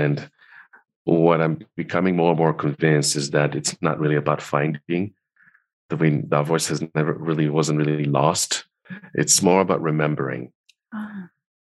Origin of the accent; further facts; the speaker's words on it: Tel Aviv, Tel Aviv District, Israel; I grew up in Tel Aviv in Israel